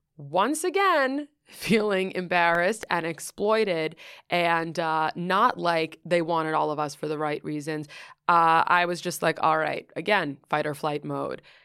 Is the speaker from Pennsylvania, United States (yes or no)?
no; New York City, New York, United States; moved away as an adult; also born or lived in Southern California; I grew up in Greenwich Village, and I grew up doing theater.